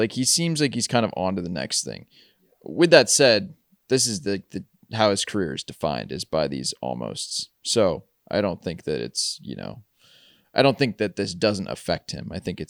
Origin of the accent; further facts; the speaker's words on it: Midwest, United States; Well, as a Midwesterner.